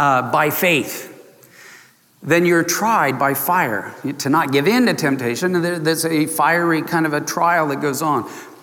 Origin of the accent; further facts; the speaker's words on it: San Diego, California, United States; I grew up in Southern California in San Diego, too close to the border of Mexico and all that good food.